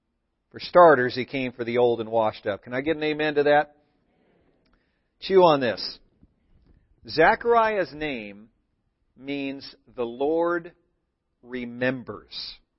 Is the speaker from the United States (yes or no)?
yes; Thousand Oaks, California, United States; the church I grew up in was in Thousand Oaks, not too far from where the Ventura fires were these last few weeks.